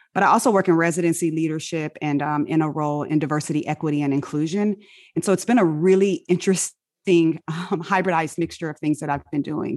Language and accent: English; Inglewood, California, United States; accent: African-American vernacular; first language African-American Vernacular English; moved away; I grew up in Inglewood, California.